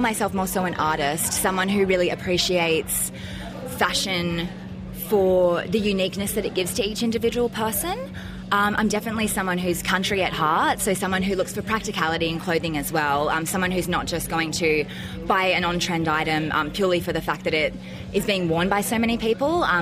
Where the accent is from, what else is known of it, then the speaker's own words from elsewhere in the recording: Byron Bay, New South Wales, Australia; now in Brisbane, Australia; I'm originally from Byron Bay, sort of a country area of Australia, and fashion is not very much considered a big thing there, so it's very much something I grew into when I moved up to Brisbane